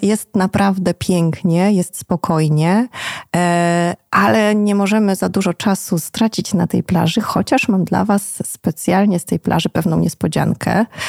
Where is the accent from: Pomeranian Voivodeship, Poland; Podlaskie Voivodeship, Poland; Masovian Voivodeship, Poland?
Pomeranian Voivodeship, Poland; Sopot; Sopot jest moim rodzinnym miastem